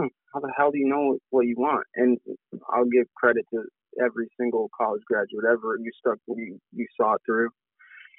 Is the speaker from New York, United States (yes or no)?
yes; Auburn, New York, United States; moved away as an adult; also born or lived in Port Byron, New York; now in Syracuse, United States; I'm from Auburn, New York.